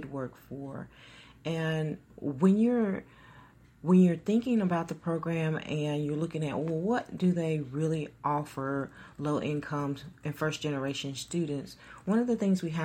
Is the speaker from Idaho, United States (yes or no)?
no; Troy, Alabama, United States; I'm from the Troy, Alabama area